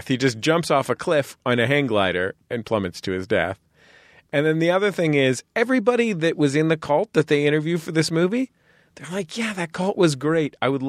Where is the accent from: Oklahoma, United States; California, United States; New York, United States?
California, United States; San Francisco; I'm a San Francisco Episcopalian who loves bagels